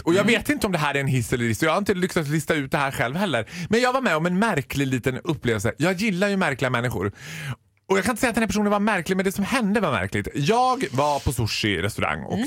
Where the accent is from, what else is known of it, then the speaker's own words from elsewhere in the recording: Borlänge, Dalarna County, Sweden; Jag är född och uppvuxen i Borlänge.